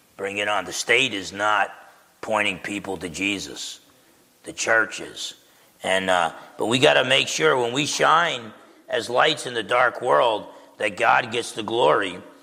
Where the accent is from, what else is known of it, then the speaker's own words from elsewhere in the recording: Essex County, New Jersey, United States; I grew up in Essex County, New Jersey, with the Italians